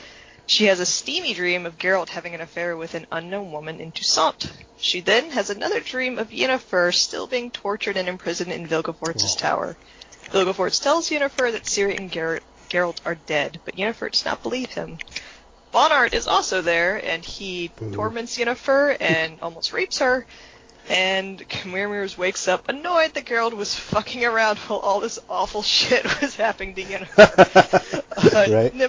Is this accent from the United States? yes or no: yes; the South, United States; accent: southern; Like, Con Weiramirs, that's just, like, my southern accent.